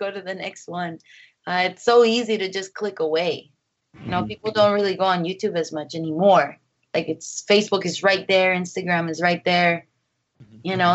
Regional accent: Mexico; my family, you know, we're from Mexico, so we're Catholic

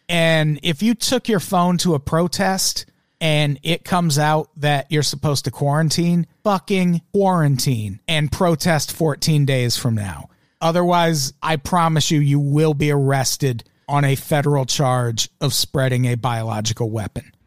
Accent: Peoria, Illinois, United States; now in Los Angeles, United States; I grew up in Peoria, Illinois, which was very fucking diverse

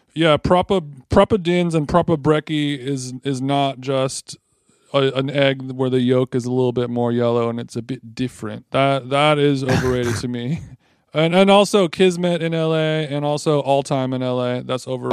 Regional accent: Huntington Beach, California, United States; the library that I grew up in Huntington Beach, the Huntington Beach Library

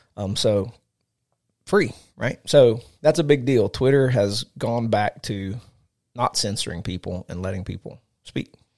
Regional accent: United States; I'm an American citizen

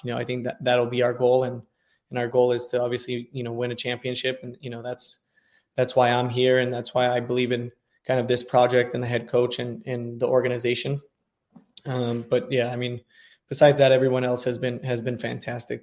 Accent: California, United States; also born or lived in Washington, D.C.; now in Dallas, United States; I'm from California

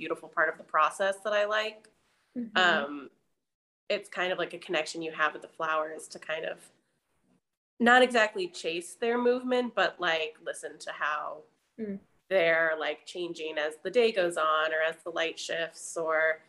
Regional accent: Pasadena, California, United States; moved away as an adult; also born or lived in Boston, Massachusetts / Paris, France; now in Philadelphia, United States; I grew up in Pasadena, California.

